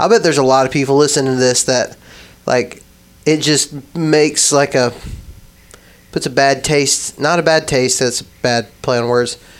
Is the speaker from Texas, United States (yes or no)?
yes; West Texas, United States; when I was growing up in West Texas